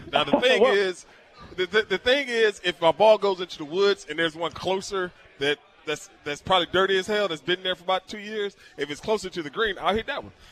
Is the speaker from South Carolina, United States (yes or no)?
no; Washington, United States; people to know where I'm from. I'm proud of it. There's nothing wrong with Washington State.